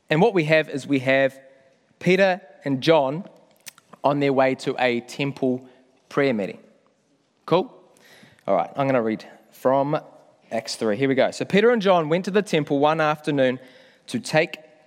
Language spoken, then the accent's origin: English; Whangamata, Waikato, New Zealand; moved away as an adult; now in Auckland, New Zealand; I'm proud to say I'm not an Aucklander. I come from Whangamata, grew up down in the Coromandel.